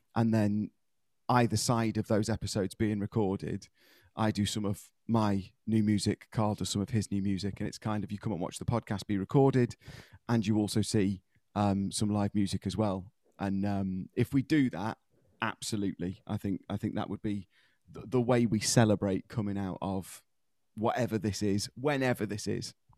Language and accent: English; United Kingdom; as British people, we tend to do this quite a lot